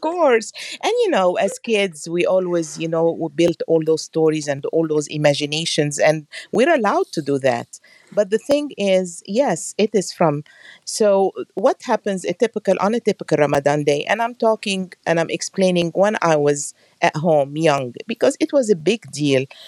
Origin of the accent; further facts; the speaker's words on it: Alexandria, Alexandria Governorate, Egypt; moved away as an adult; now in United States; I'm from Alexandria, Egypt. I have been here in the United States for the last 33 years.